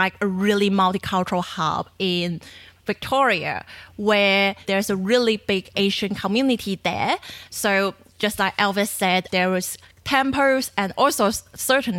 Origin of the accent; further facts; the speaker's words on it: China; moved away as an adult; now in Australia; I grew up in China